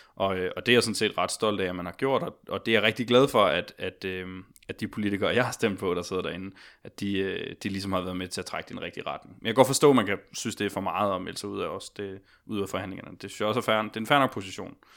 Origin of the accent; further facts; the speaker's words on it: Odense, Southern Denmark, Denmark; now in Copenhagen, Denmark; jeg blev aktiv tidligt der som 14-årig i Odense, hvor jeg kommer fra